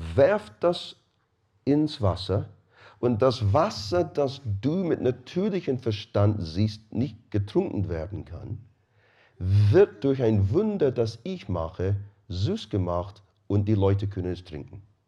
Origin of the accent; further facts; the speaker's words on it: Scotland, United Kingdom; now in Rosenheim, Germany; Ich bin Schotte